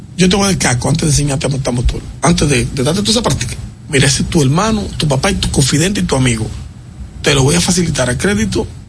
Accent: Dominican Republic; en mi país

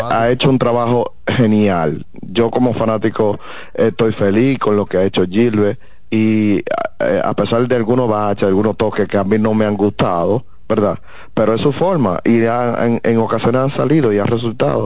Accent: Dominican Republic; soy dominicano, pero no entiendo mi país

